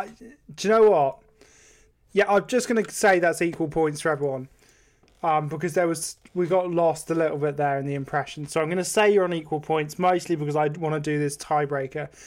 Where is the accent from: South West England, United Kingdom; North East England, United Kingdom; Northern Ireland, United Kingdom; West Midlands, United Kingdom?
South West England, United Kingdom; Devon; growing up in rural Devon, or just growing up in Devon and the West Country